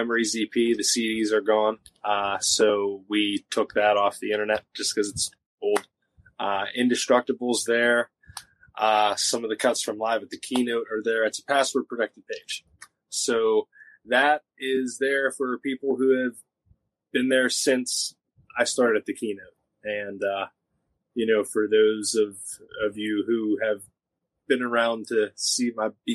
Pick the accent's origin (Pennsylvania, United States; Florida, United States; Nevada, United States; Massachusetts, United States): Pennsylvania, United States; Jeannette; my hometown of Jeanette